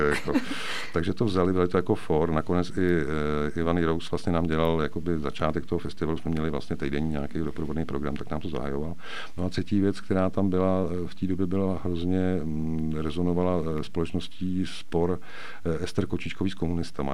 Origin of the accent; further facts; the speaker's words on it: Sokolov, Karlovy Vary Region, Czechia; also born or lived in Prague; já jsem Sokolovák jako Poleno, já jsem se tam narodil v roce 70, takže prožil jsem tam dětství na sídlišti Michal